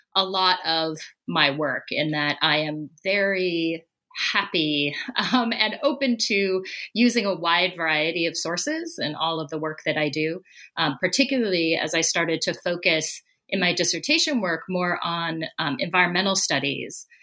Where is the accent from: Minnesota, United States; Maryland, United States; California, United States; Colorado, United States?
Colorado, United States; moved away as an adult; I was born in Colorado uh, and lived most of my early life there until I went off to college